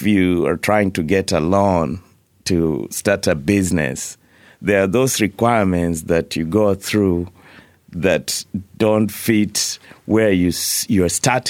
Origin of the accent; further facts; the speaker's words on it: Kenya; moved away; So, for example, I moved here from Kenya. I arrived here with $60 in my pocket.